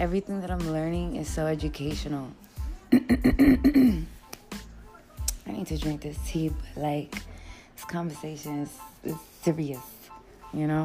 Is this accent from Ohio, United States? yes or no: no; New York, United States; being a New Yorker